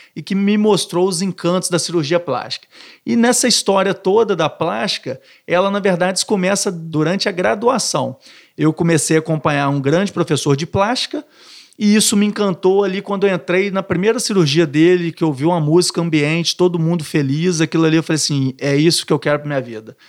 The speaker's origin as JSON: {"language": "Portuguese", "region": "Minas Gerais", "country": "Brazil", "also_born_or_lived": "Niterói", "moved": "as an adult", "lives_now": "Rio de Janeiro, Brazil", "said": "Um mineiro do interior vindo para uma cidade grande, com medo, com insegurança"}